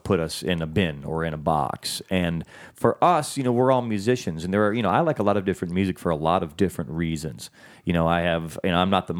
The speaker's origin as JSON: {"language": "English", "town": "Chicago", "region": "Illinois", "country": "United States", "tie": "born or raised there", "said": "growing up in suburban Chicago"}